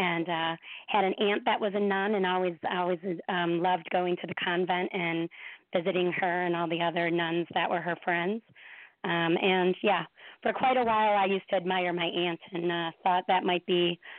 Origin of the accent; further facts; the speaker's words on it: Parma, Ohio, United States; moved away as an adult; now in New York City, United States; So, I was born in Parma, Ohio. So, nice Midwest girl.